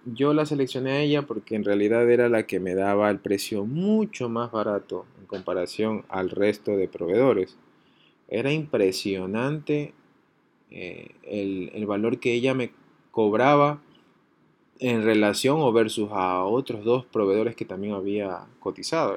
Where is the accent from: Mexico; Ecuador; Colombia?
Ecuador; así somos los ecuatorianos